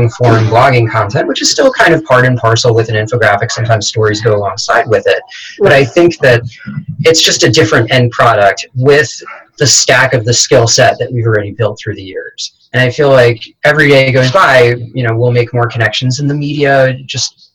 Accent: New York, United States; I'm a New Yorker

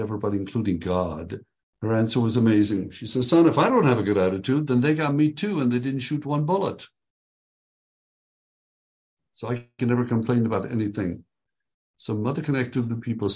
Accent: Israel; also born or lived in Tiberias, Israel; now in Texas, United States; I am originally from Israel. I was born there at a very young age, and which is east of Texas, where I live now

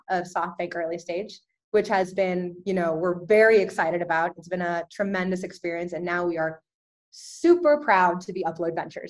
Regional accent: Dallas, Texas, United States; also born or lived in Guadalajara, Mexico; I'm originally from Guadalajara, Mexico, but I did move to the United States when I was 3 years old. So Tex-Mex, right? And proudly Tex-Mex. I consider myself both Mexican and American. So I grew up in Dallas.

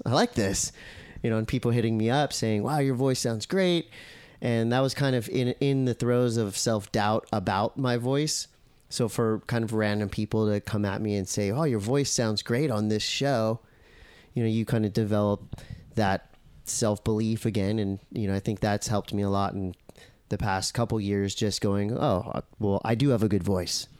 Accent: Encinitas, California, United States; I grew up in Encinitas

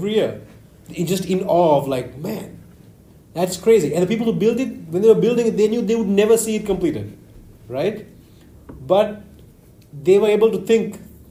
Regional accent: Sri Lanka; I'm from Sri Lanka

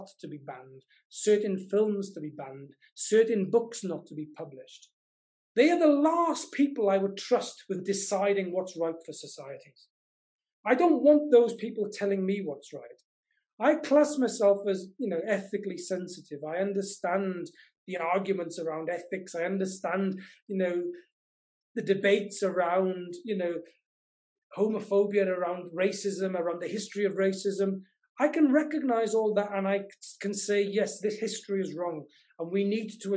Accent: Welsh mining valleys, Wales, United Kingdom; I grew up in the Welsh mining valleys

